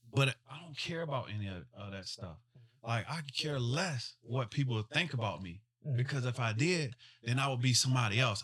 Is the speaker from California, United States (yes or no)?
no; Smithfield, Virginia, United States; I'm from Smithfield, Virginia